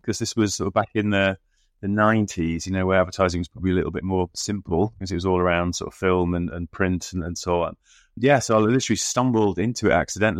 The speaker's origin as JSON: {"language": "English", "town": "Middlesbrough", "region": "North East England", "country": "United Kingdom", "tie": "born or raised there", "said": "growing up in Middlesbrough and expecting to go off on this completely different route and journalism."}